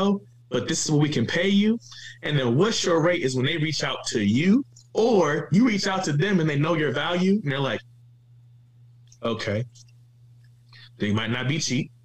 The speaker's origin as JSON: {"language": "English", "town": "Cleveland", "region": "Ohio", "country": "United States", "said": "I'm from Cleveland, so I put on for my city"}